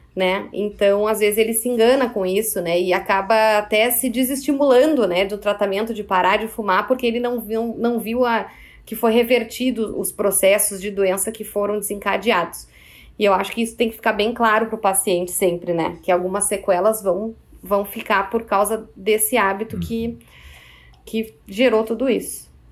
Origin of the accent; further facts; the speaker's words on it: Porto Alegre, Rio Grande do Sul, Brazil; also born or lived in Caxias do Sul; Eu trabalho em Caxias do Sul, mas eu sou de Porto Alegre